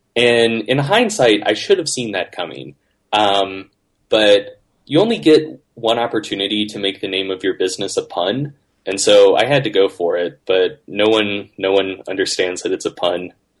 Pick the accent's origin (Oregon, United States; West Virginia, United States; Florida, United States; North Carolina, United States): North Carolina, United States; also born or lived in Orange County, California; So now we're back in North Carolina